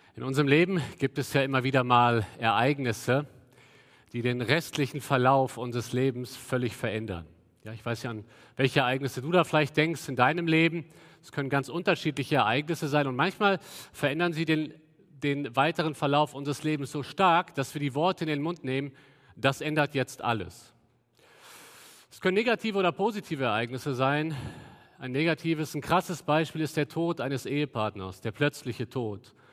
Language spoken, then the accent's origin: German; Cologne, North Rhine-Westphalia, Germany; wir als Kölner